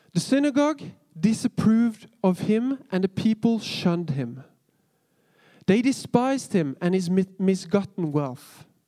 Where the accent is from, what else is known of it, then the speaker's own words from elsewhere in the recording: Kristiansand, Agder, Norway; moved away as an adult; now in Oslo, Norway; jeg er jo født og oppvokst i Kristiansand og trodde aldri jeg skulle flytte ut av kommunen. Men nå bor jeg i Oslo.